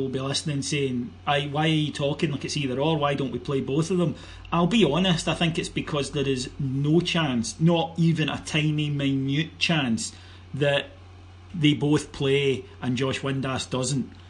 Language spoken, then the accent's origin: English; Cameroon; when I was growing up in Cameroon, I, I listened to the BBC World Service to hear tales of Mark McGhee and Davie Provan playing for the, the, the, famous Celtic.